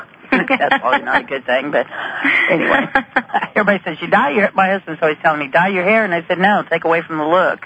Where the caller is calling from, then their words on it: Kansas, United States; I'm calling from Kansas.